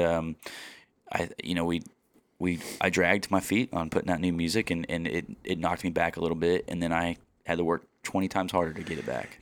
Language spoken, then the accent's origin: English; Kansas City, United States; I grew up in Kansas City, right outside